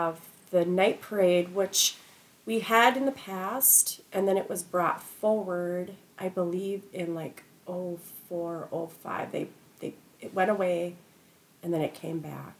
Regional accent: Anoka, Minnesota, United States; born or raised there

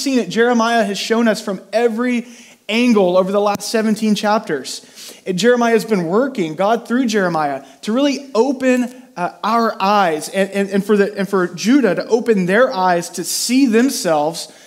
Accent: near Houston, Texas, United States; I grew up near Houston, and so we did a lot of field trips to NASA

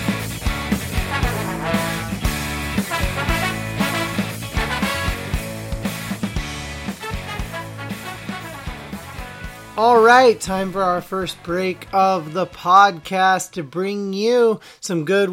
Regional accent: Oregon, United States; I grew up in Oregon

